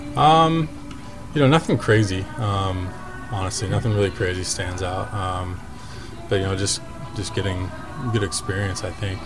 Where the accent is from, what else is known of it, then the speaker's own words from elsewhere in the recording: Seattle, Washington, United States; I was born in Seattle